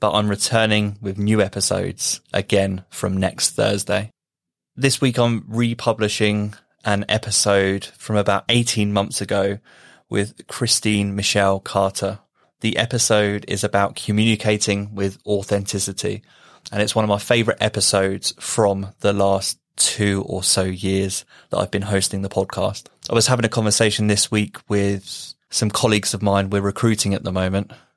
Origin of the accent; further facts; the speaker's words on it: United Kingdom; being British